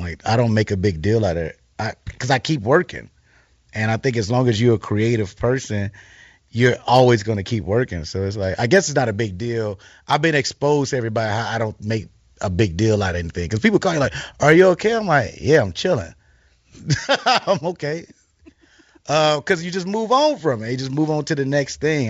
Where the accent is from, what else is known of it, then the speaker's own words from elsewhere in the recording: Chicago, Illinois, United States; I'm from Chicago